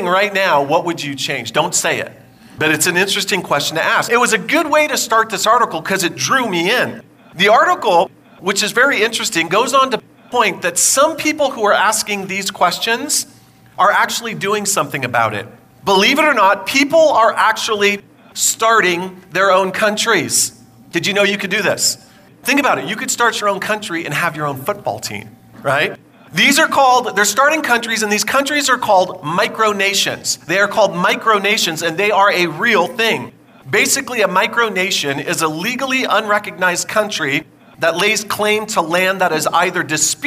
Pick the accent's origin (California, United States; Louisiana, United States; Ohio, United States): California, United States; I grew up in California